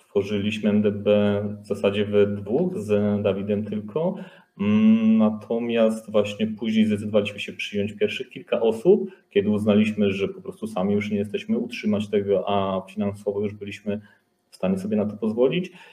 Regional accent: Łowicz, Łódź Voivodeship, Poland; pochodzimy z jednego miasteczka, z Łowicza, znaliśmy się z liceum

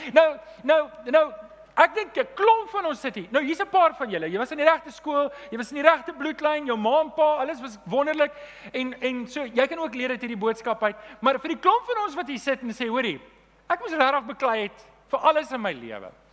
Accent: Germiston, Gauteng, South Africa; ek het in Leondale groot geword

